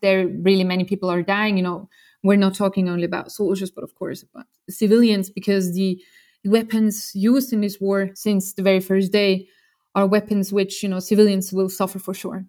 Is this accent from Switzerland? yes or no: yes; Switzerland; I grew up in Switzerland